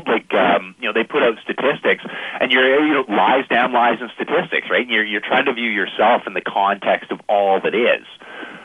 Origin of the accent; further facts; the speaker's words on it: Canada; I'm Canadian